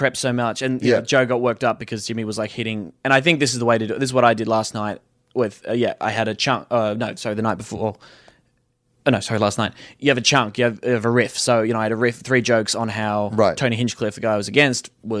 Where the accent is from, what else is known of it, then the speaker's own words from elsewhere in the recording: Australia; Being Australian and, not famous.